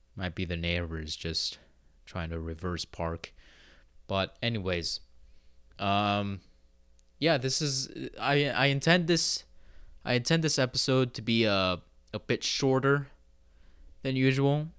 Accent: Pacific Northwest, United States; I am an American, okay? I've said that I live in the Pacific Northwest.

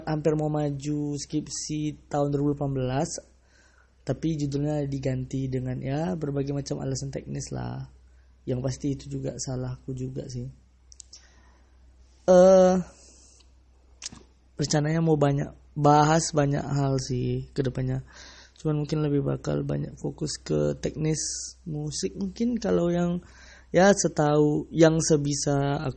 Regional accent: Sumatra, Indonesia; aku orang Sumatera sih tapi ya entah entah kenapa menurut aku tuh ya lebih baik bangga dengan uh, dialek atau aksen dari daerah kita masing-masing

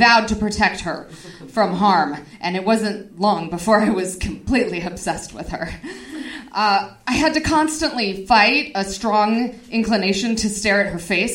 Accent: Reno, Nevada, United States; growing up in Reno

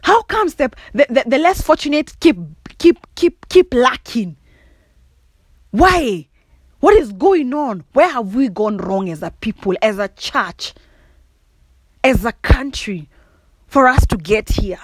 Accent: Kikuyu, Central Kenya, Kenya; accent: Kikuyu; first language Kikuyu; English is a second language; my mother tongue, Kikuyu

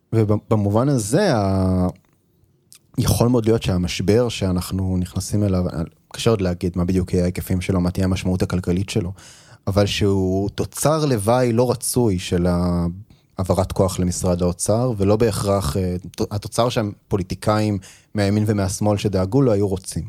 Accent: Israel; כישראלי, שאני אף פעם לא הייתי בארצות הברית

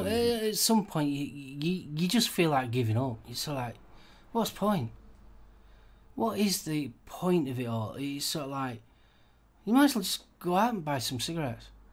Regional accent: United Kingdom; We, here in the UK

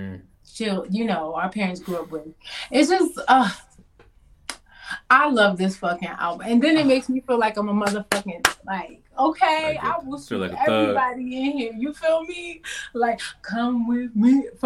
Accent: Baltimore, Maryland, United States; now in Brooklyn, United States; I am from Baltimore.

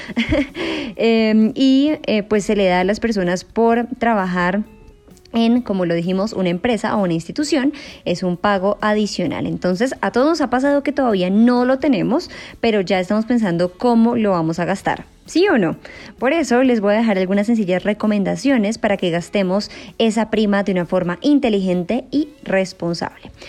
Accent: Colombia; como lo conocemos en Colombia

